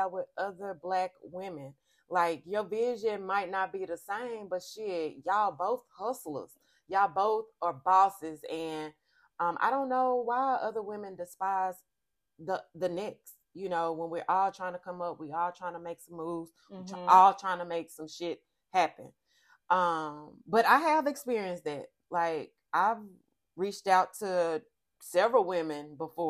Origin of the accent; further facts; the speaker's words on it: Camden, Arkansas, United States; moved away as an adult; now in Little Rock, United States; I am from Camden, but I have been residing in Little Rock for about 5.5-6 years.